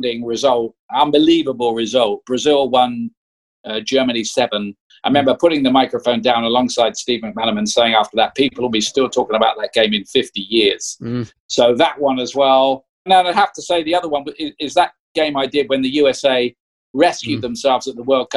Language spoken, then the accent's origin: English; Portsmouth, South East England, United Kingdom; I was born in Portsmouth.